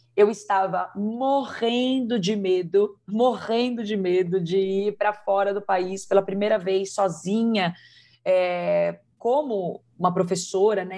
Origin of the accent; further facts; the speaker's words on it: Brazil; nós somos brasileiras